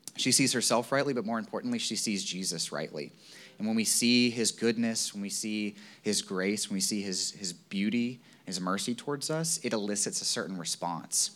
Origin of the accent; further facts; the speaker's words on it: Virginia, United States; moved away; I grew up in Virginia